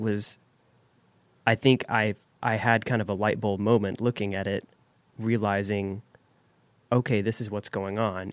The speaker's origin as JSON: {"language": "English", "town": "Jackson", "country": "United States", "tie": "born or raised there", "said": "I grew up here in Jackson"}